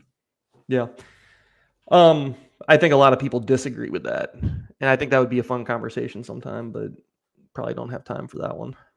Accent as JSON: {"language": "English", "country": "United States", "said": "I'm American"}